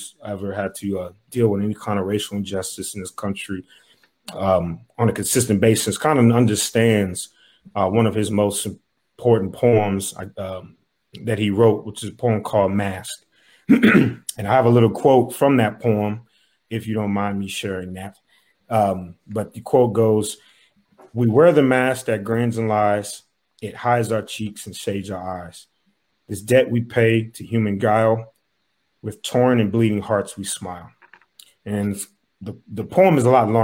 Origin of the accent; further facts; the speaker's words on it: Dayton, Ohio, United States; my hometown, Dayton, Ohio.